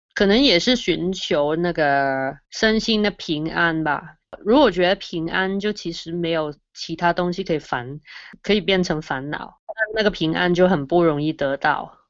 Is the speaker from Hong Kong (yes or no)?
yes; Hong Kong; 我来自香港，我现在在香港的一个电台里面工作